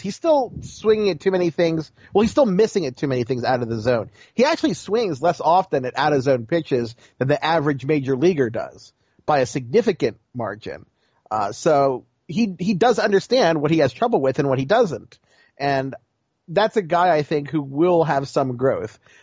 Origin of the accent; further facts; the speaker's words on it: Baltimore, Maryland, United States; you know I'm from Baltimore